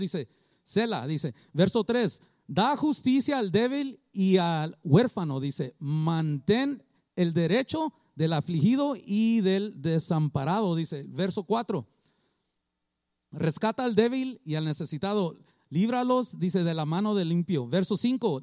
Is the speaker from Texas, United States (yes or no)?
no; Culver City, California, United States; now in Long Beach, United States; yo no fui criado aquí, yo fui criado en Culver City